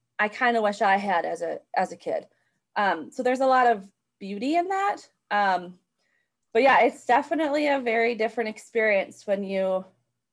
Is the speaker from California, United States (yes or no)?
no; Chippewa Falls, Wisconsin, United States; I grew up in Chippewa Falls, Wisconsin